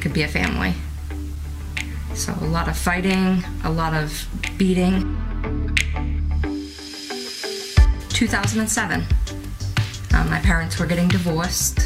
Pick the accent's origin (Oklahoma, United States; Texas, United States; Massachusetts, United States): Massachusetts, United States; Boston; I grew up in Boston, Massachusetts.